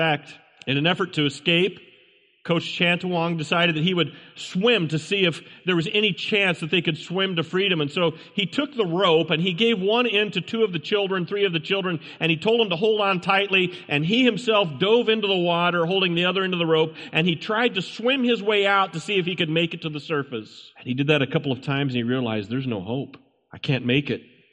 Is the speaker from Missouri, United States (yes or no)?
yes; Hannibal, Missouri, United States; I remember as a boy, I grew up in the Hannibal, Missouri area